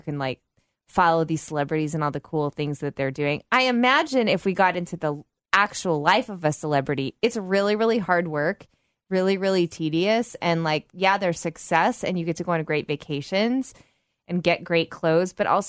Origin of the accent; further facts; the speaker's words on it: United States; we're American